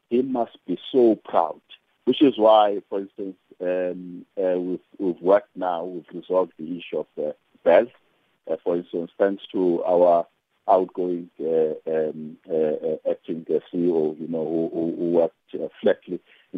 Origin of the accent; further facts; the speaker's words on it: South Africa; a South African